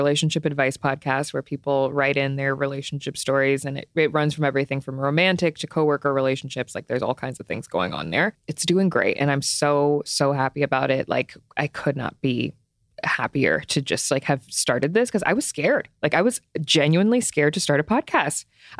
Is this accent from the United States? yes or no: yes; Cleveland, Ohio, United States; born there; I was born in Cleveland, Ohio. Rare fact about me.